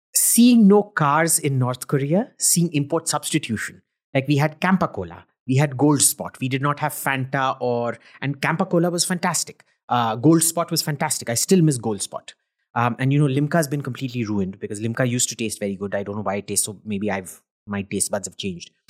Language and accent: English; India; being an Indian